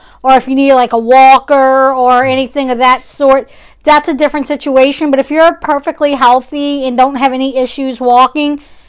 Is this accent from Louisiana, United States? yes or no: yes; New Orleans, Louisiana, United States; Right. We're from New Orleans. There's places in Texas that we would, we want to try.